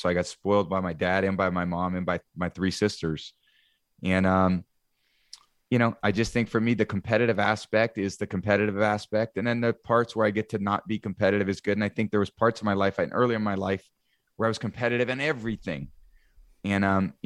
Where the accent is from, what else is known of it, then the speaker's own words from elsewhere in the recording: the Bay Area, California, United States; I grew up in the Bay Area.